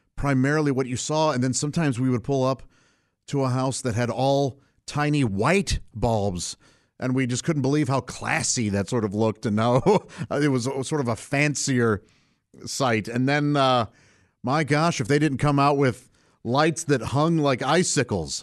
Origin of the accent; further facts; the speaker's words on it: St. Louis, Missouri, United States; I grew up in Saint Louis, Missouri, uh, with my parents and three brothers